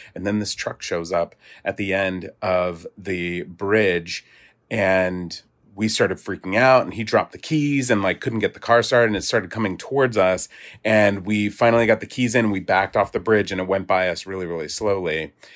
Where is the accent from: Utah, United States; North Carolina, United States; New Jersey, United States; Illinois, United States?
New Jersey, United States; Growing up in New Jersey